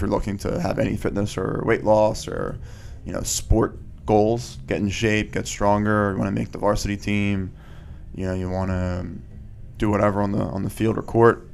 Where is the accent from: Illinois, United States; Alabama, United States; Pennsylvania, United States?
Pennsylvania, United States; Wallingford; also born or lived in Aston, Pennsylvania; I grew up in Wallingford, and now I live in Aston, which is all Delco.